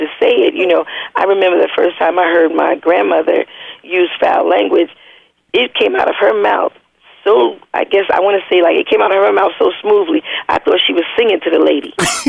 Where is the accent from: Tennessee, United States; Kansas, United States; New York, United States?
New York, United States; Queens; Well, I grew up in Queensbridge Public Housing, which is the largest housing project in the world, and it was like a city.